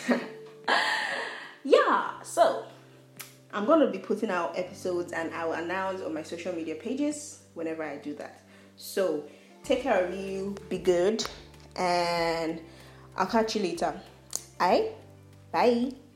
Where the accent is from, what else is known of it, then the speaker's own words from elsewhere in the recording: Nigeria; I am a Nigerian